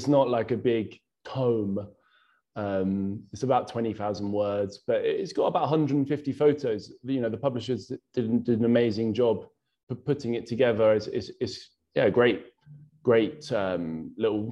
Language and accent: English; Bletchley, South East England, United Kingdom; also born or lived in Bethnal Green, London; now in London, United Kingdom; living in Bethnal Green, growing up in Bletchley